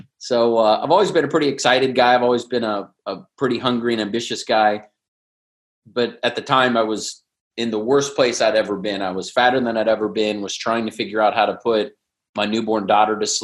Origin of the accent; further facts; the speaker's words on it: Cincinnati, Ohio, United States; moved away as an adult; now in San Diego, United States; I was born in Cincinnati, went to Ohio State, big Buckeye fan, moved to San Diego. I've been here almost 20 years